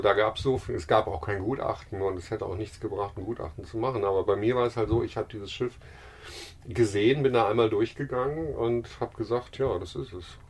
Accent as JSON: {"language": "German", "country": "Germany", "moved": "as an adult", "said": "mit unseren deutschen Pässen"}